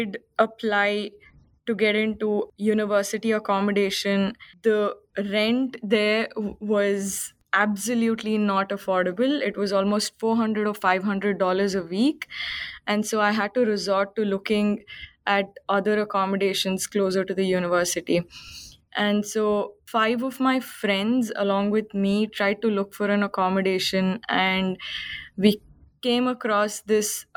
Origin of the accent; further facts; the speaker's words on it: Bangalore, Karnataka, India; moved away as an adult; now in Sydney, Australia; I am from India, from a place called Bangalore, which is in the south part of India. And I came to Australia in 2018 as an international student